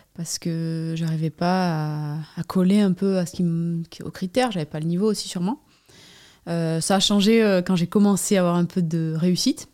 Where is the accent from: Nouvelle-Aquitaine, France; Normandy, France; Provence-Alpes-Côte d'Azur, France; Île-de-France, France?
Nouvelle-Aquitaine, France; Anglet; J'habite, euh, Anglette, sur la côte basque, euh, endroit où j'ai grandi aussi